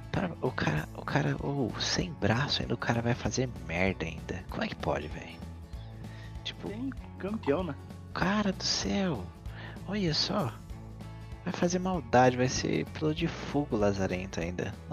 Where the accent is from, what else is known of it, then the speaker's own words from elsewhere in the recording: interior of São Paulo, Brazil; now in Santa Catarina, Brazil; eu sou, eu sou do interior, né, de São Paulo.